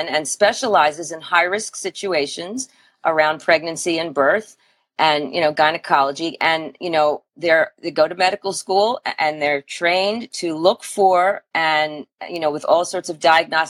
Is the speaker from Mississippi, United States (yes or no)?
no; Philadelphia, Pennsylvania, United States; I grew up in Philadelphia, so very different feel